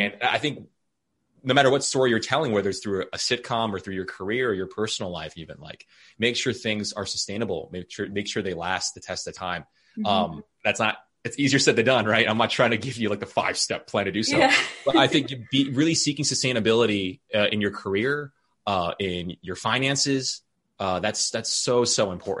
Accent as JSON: {"language": "English", "country": "Philippines", "said": "I think I have that maybe cheerleader mentality from being Filipino, like loving community, wanting to make things approachable."}